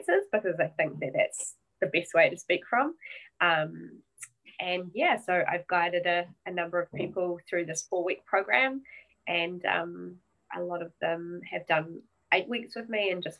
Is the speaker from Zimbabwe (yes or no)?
no; New Zealand; I am a Kiwi. I'm over in New Zealand